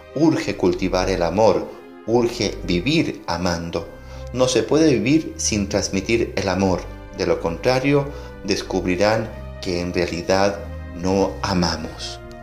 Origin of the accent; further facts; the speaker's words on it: El Salvador; como pueblo salvadoreño nos unimos